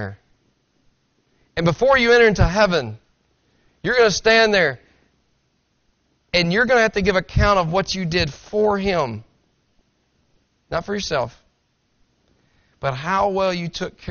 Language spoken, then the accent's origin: English; Tennessee, United States; I'm from Tennessee. You understand that. I talk slower. I talk with a slang